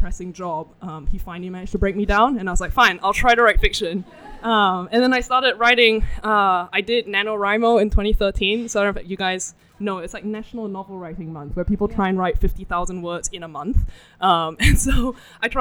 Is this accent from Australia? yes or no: no; Singapore; I'm from Singapore